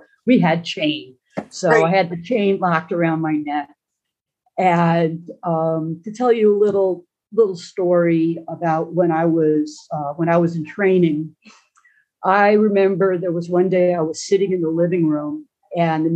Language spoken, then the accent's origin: English; Long Island, New York, United States; I grew up on Long Island in New York City